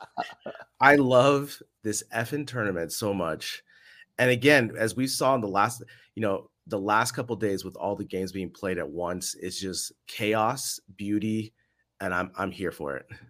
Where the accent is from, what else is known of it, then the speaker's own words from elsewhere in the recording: United States; now in Madrid, Spain; As an American living abroad